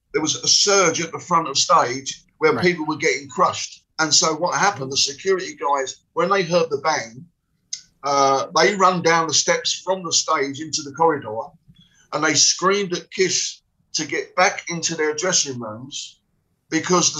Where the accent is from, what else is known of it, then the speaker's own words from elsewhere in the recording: London, United Kingdom; I come from West Ham